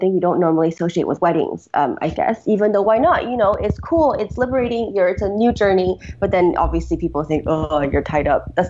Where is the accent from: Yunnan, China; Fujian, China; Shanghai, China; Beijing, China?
Beijing, China; also born or lived in United States; so I grew up, kind of between the US and China. I was born in Beijing originally